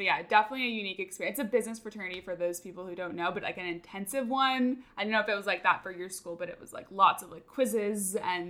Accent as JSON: {"language": "English", "region": "California", "country": "United States", "tie": "born or raised there", "lives_now": "Austin, United States", "said": "And then I grew up in California, so like switching over to Austin"}